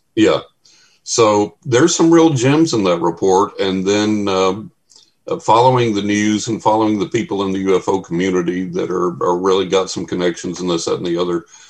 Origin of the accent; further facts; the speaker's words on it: Texas, United States; a buddy of mine I grew up with in Texas